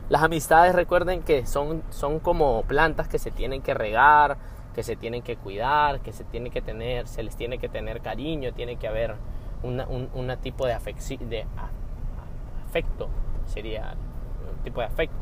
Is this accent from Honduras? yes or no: yes; Honduras; soy hondureño, eh, centroamericano